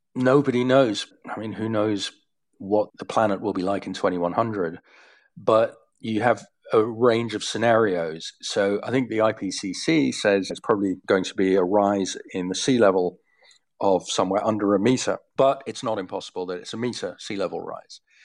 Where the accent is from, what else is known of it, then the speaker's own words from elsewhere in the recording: Leiden, South Holland, Netherlands; I grew up in Leiden, as you say, which is, I don't know, about five miles from the sea.